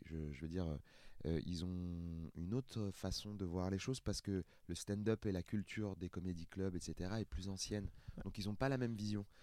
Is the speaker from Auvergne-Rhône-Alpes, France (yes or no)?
no; Seine-Saint-Denis, Île-de-France, France; j'ai grandi en Seine-Saint-Denis, j'ai pas beaucoup voyagé